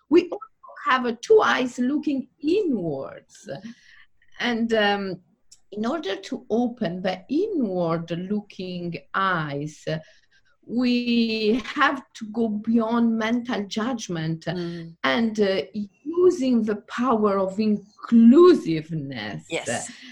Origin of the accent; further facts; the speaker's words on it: Switzerland; working in my country, Switzerland